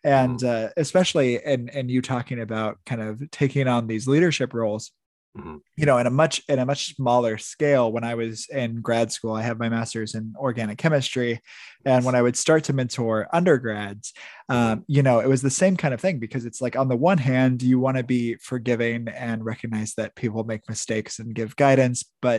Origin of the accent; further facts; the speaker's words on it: Midwest, United States; I grew up in the Midwest.